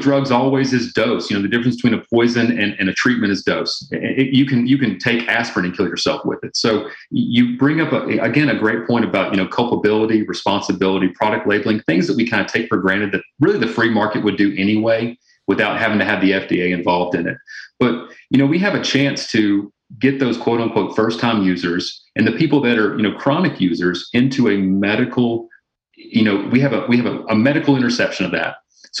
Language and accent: English; the South, United States; I'm from the South originally, and you know, my grandmother would always say